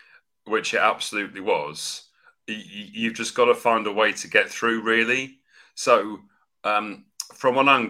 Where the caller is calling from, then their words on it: London, United Kingdom; I'm joining you from North London, England, UK.